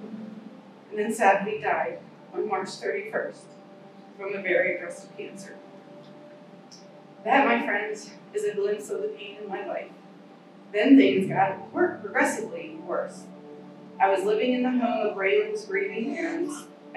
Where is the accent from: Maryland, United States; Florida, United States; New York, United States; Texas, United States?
Maryland, United States; I moved back to my hometown in Maryland